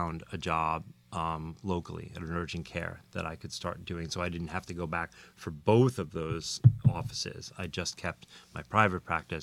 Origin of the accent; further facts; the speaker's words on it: Long Island, New York, United States; moved away as an adult; now in New Jersey, United States; I grew up on Long Island, like I said, a suburb of New York